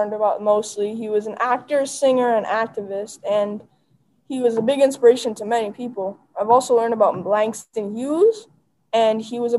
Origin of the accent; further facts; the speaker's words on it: Canada; also born or lived in Jamaica; When people ask me where I'm from, I just say the usual things, that I'm from Canada and Jamaica